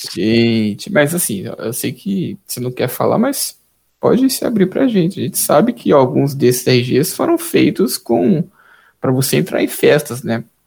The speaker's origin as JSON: {"language": "Portuguese", "town": "Taquaritinga", "region": "São Paulo", "country": "Brazil", "tie": "born or raised there", "said": "sou natural de Itaquaritinga, que é pertinho de Grão Preto"}